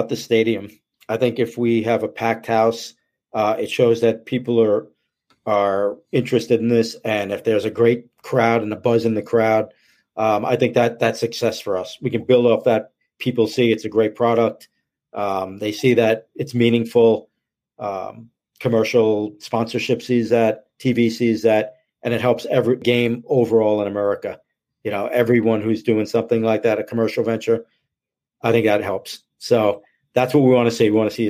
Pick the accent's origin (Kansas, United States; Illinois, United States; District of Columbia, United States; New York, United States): New York, United States; you know, being a New Yorker, it's really an important date for me